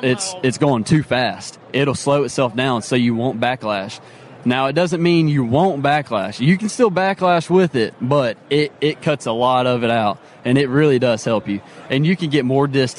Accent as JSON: {"language": "English", "town": "Memphis", "region": "Tennessee", "country": "United States", "said": "I'm from Memphis, Tennessee."}